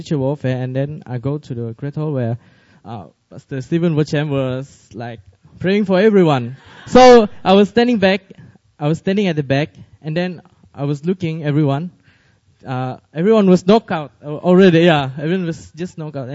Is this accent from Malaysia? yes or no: yes; Malaysia; now in Seoul, South Korea; I'm from Malaysia